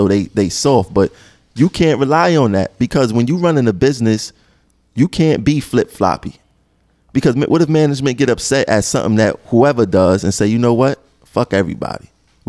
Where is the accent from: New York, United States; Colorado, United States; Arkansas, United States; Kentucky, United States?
New York, United States; Brooklyn; I'm from Brooklyn.